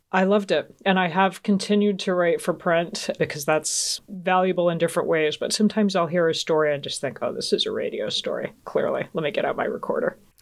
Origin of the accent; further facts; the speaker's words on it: Georgia, United States; also born or lived in Augsburg, Germany; growing up in Georgia